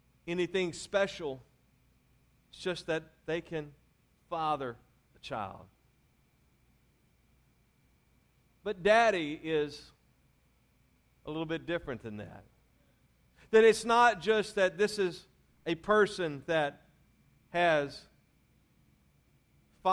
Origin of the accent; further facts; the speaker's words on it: Louisiana, United States; I'm from Louisiana, that's where I was raised